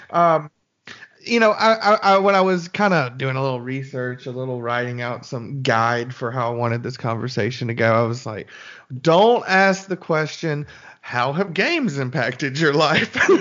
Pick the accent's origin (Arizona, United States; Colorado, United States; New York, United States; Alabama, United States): Alabama, United States; Birmingham; moved away as an adult; I was born and raised in Birmingham